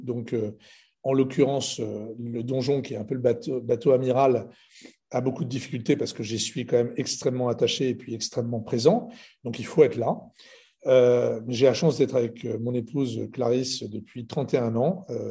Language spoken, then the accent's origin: French; Lebanon; je suis libanais